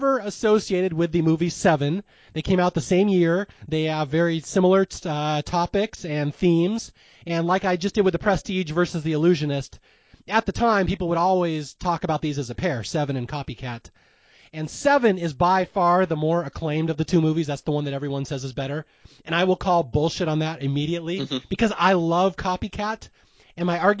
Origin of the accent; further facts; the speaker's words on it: Lake Sammamish, Washington, United States; I grew up on Lake Sammamish